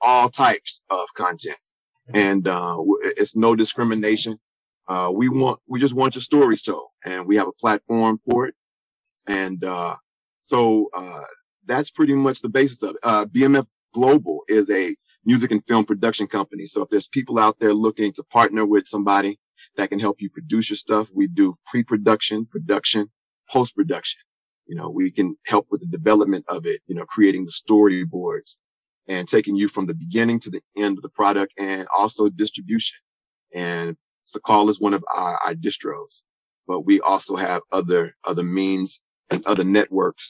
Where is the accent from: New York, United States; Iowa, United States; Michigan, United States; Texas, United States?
Texas, United States; Dallas; moved away as an adult; now in New Jersey, United States; I am a native from the Dallas-Fort Worth Metroplex.